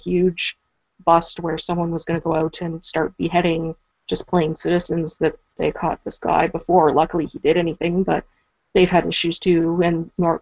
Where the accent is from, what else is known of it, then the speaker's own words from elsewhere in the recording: Canada; I am Canadian